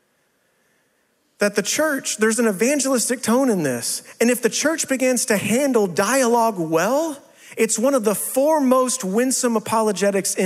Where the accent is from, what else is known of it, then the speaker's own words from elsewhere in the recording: West Texas, United States; moved away as an adult; also born or lived in South Carolina / St. Louis; I'm from West Texas